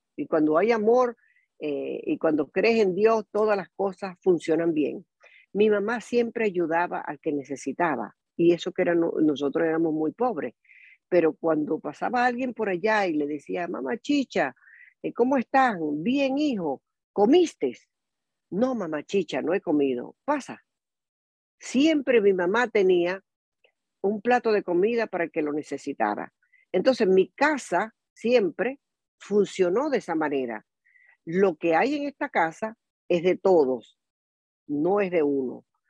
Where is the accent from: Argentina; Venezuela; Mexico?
Venezuela; moved away as an adult; also born or lived in Tampa Bay, United States; now in Tampa, United States; yo soy venezolana. Eh, tengo en Estados Unidos más de, más de 42 años hasta ahora.